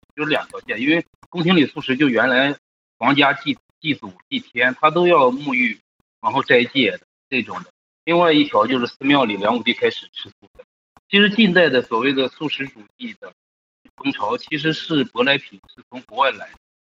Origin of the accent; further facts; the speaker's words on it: China; 像我们中国人